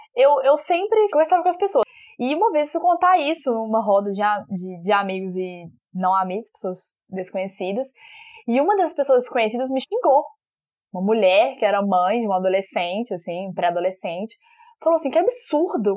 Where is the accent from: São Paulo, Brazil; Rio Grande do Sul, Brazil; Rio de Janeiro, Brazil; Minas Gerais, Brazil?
Minas Gerais, Brazil; Belo Horizonte; sou de BH, capital mineira, como pode, pode ver pro meu sotaque